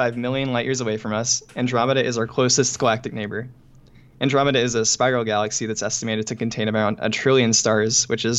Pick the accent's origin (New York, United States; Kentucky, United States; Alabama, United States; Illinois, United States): Alabama, United States; I'm from Alabama, born and raised